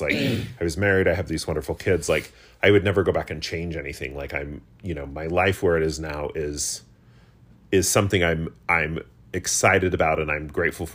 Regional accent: United States; a queer kid growing up in America

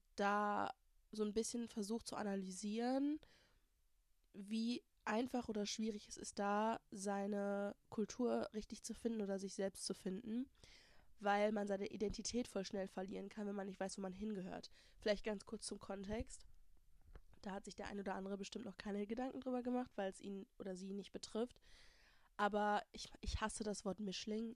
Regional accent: Germany; first language German; ich hier geboren, born, raised, Uni, Schule, alles gemacht habe

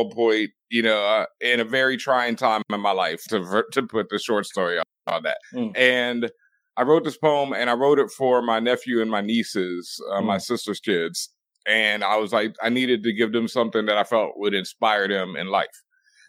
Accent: Houston, Texas, United States; I grew up in Houston

